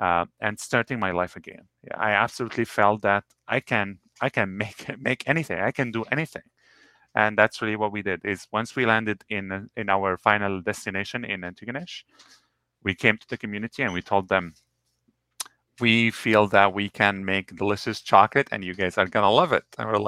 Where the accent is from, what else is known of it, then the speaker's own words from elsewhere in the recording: Lebanon; now in Toronto, Canada; I came from Lebanon as a refugee when I was in Lebanon. I came here. I landed in Toronto on December 18th in 2015.